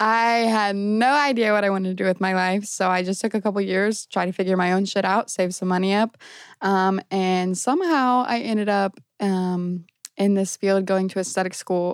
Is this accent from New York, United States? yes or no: no; Brownsburg, Indiana, United States; I'm originally from Brownsburg